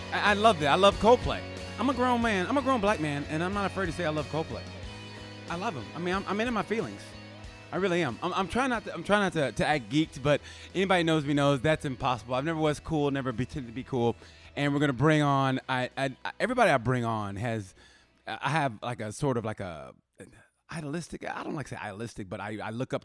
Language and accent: English; Muskogee, Oklahoma, United States; I'm from Muskogee